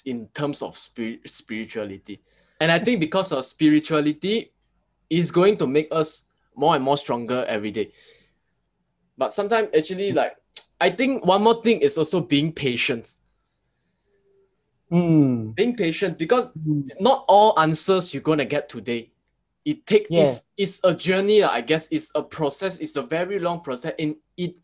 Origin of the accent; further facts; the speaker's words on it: Thailand; I'm from Thai, so my background is a lot of like, you know, all these like talisman things about the Buddha image